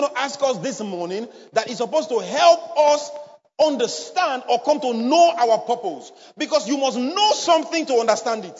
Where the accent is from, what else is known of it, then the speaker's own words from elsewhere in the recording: Edo, Nigeria; accent: Benin; I'm from Edo State. I was born, bred there. So no matter the English I know and I speak, sometimes my Benin tongue used to come out.